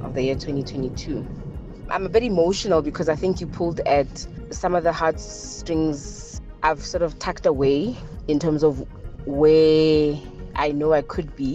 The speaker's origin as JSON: {"language": "English", "country": "South Africa", "said": "I'm from South Africa."}